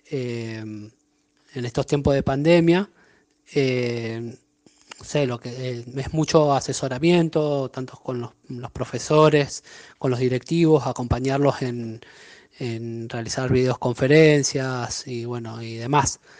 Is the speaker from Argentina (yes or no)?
yes; La Paz, Mendoza, Argentina; Em, soy de La Paz Mendoza.